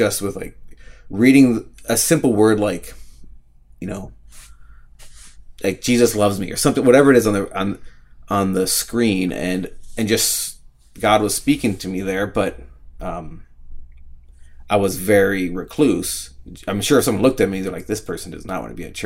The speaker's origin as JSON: {"language": "English", "region": "Minnesota", "country": "United States", "tie": "born or raised there", "also_born_or_lived": "Montana", "said": "I grew up in Minnesota, Robbinsville, Minnesota, lived in the same house my whole life."}